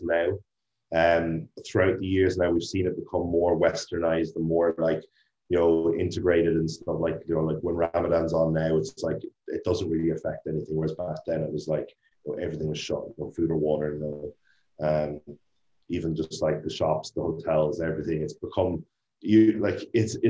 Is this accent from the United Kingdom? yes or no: no; Ireland; moved away as an adult; I'm from Ireland